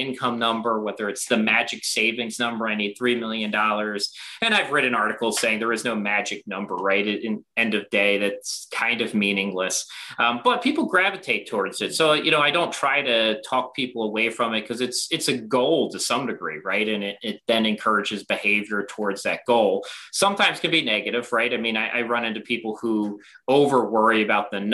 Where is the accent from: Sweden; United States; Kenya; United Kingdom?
United States; Baltimore, Maryland; I grew up in Baltimore